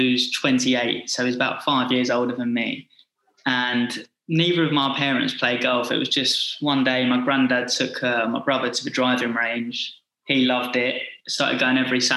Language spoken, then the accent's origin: English; Essex, East of England, United Kingdom; moved away as an adult; also born or lived in North Carolina / Florida; I'm from Essex